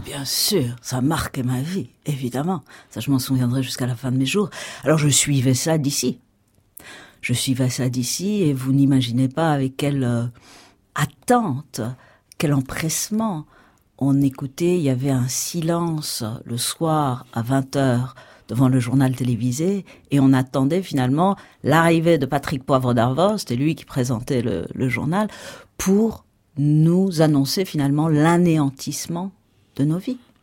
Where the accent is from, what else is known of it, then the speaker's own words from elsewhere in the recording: Iran; now in France; je suis née en Iran. Aujourd'hui, je suis entre les deux cultures.